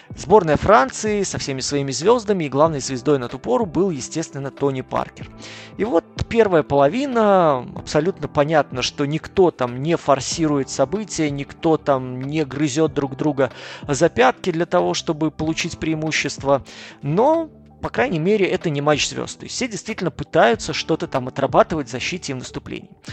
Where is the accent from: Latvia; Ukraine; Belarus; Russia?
Belarus; Minsk; я родом сам из Беларуси, из Минска